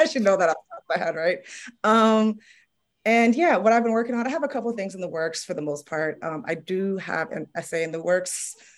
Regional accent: New York City, New York, United States; I'm from Harlem

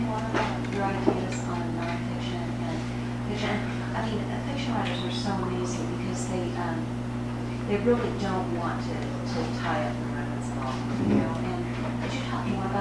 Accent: California, United States; I grew up in California too, and where I grew up, the John Birch Society was born

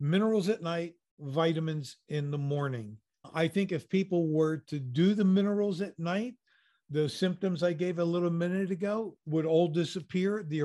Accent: United States; I'm an American

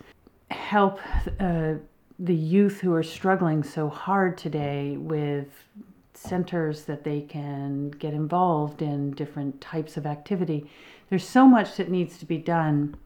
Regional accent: Berkshire Mountains, New England, Massachusetts, United States; moved away as an adult; now in British Columbia, Canada; I grew up in the Berkshire Mountains of New England

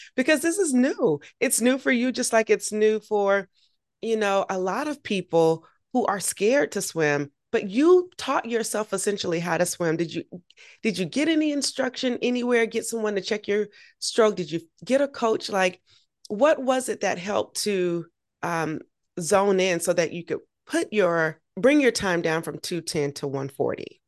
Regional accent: Augusta, Georgia, United States; I grew up in Augusta

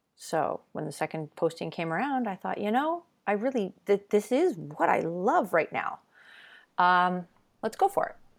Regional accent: Ontario, Canada; I grew up moving around Ontario

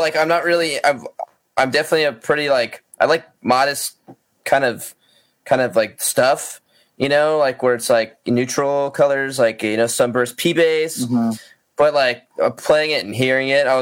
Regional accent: United States; being an American

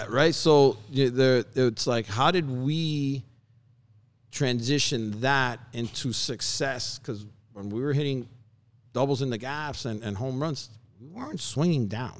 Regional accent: Hialeah, Florida, United States; I was born and raised in Hialeah

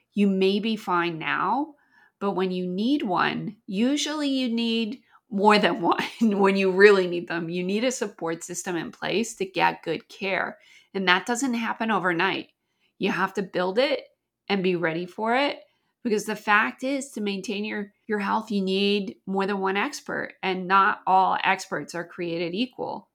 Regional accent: Canada; now in United States; I grew up in Canada

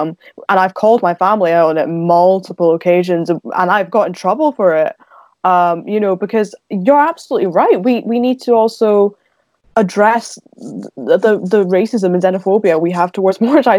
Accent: Scotland, United Kingdom; I'd say now probably Scottish. I'd say British / Scottish Indian. Was born a Hindu, but I don't really practice Hinduism myself.

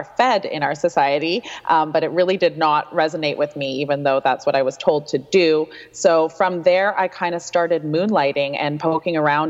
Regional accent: Vancouver, British Columbia, Canada; moved away as an adult; also born or lived in Victoria / Ottawa; I'm born and raised in Vancouver. I went to Kitsilano High School

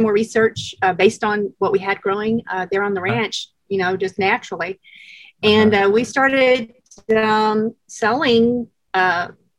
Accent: Colorado, United States; we're both from Colorado

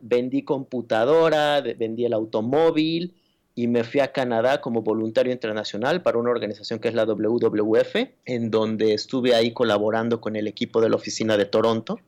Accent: Mexico City, Mexico; Yo nací y crecí en la Ciudad de México, que es la jungla de asfalto.

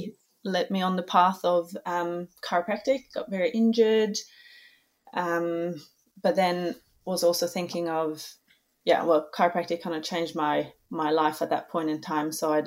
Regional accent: Norway; Well, obviously I'm from Norway, so that's where we are now, visiting family. Yeah, so

